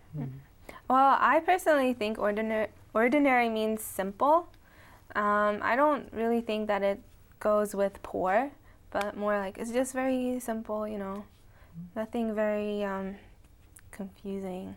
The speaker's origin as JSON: {"language": "English", "region": "upstate New York", "country": "United States", "said": "I'm from upstate New York"}